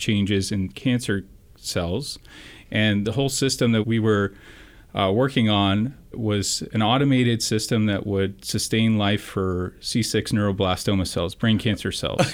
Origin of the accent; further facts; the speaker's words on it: San Francisco Bay Area, California, United States; I'm local from the Bay Area